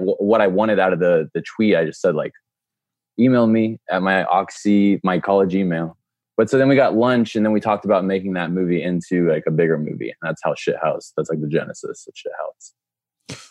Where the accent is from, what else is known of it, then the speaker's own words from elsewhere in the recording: Dallas, Texas, United States; we're both from Dallas.